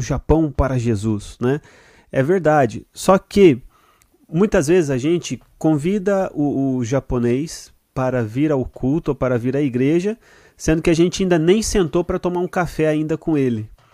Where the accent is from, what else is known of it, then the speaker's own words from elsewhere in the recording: Brazil; now in Japan; Nós brasileiros